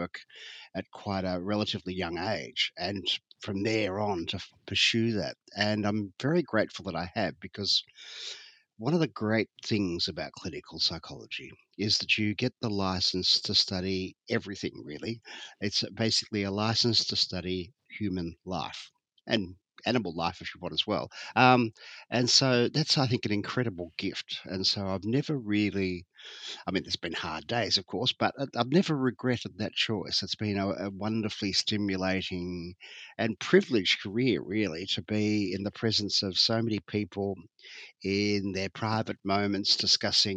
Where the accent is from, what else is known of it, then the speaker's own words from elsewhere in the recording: Geelong, Victoria, Australia; I grew up in Geelong